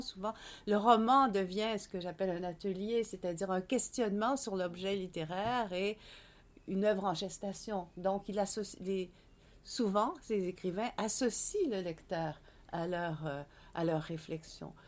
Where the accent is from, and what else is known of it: Quebec, Canada